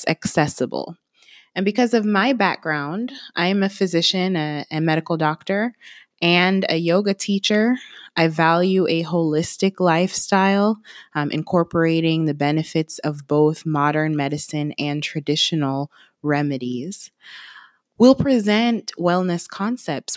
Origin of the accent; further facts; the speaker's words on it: Kingston, Jamaica; now in Atlanta, United States; I was born and raised in Kingston, Jamaica. I'm based in Atlanta, Georgia